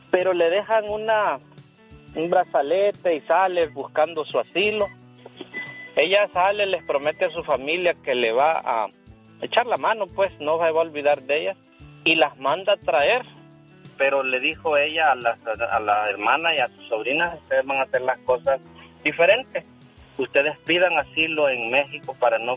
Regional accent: El Salvador; yo soy salvadoreño

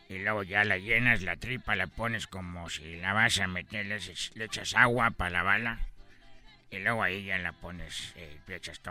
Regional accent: China; Spanish is a second language; les voy a decir la verdad, yo soy de China y … Nunca habían escuchado a un chino en la mañana hablando con ustedes en esta radio

